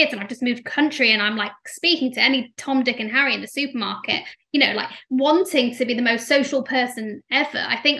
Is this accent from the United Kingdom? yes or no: yes; Leeds, Yorkshire and the Humber, United Kingdom; moved away; also born or lived in London; I'm not from London originally. I'm from Leeds. So when I moved to London